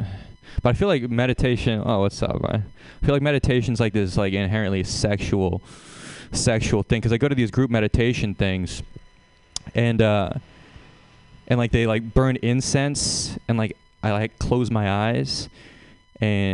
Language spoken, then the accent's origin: English; Seattle, Washington, United States; I'm from Seattle